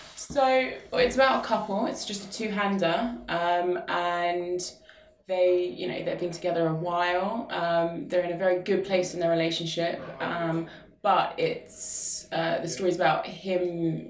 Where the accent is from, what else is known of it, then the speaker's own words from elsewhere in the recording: Luton, East of England, United Kingdom; Luton is my hometown. Um, I was born and raised here